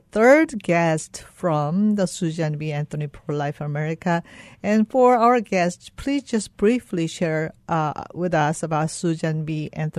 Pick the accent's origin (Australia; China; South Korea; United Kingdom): South Korea; moved away as an adult; now in United States